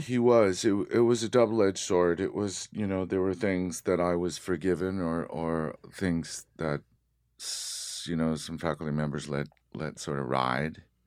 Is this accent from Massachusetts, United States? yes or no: yes; Haverhill, Massachusetts, United States; I was born in, uh, Haverhill, Massachusetts